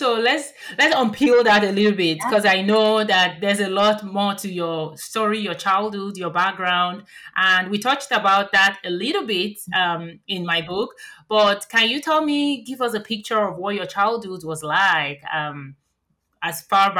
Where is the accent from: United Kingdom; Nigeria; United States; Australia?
Nigeria; moved away; growing up in Nigeria